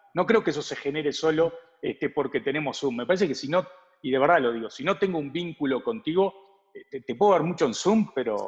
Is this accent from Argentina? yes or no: no; Uruguay; now in Mexico; Nosotros somos dos uruguayos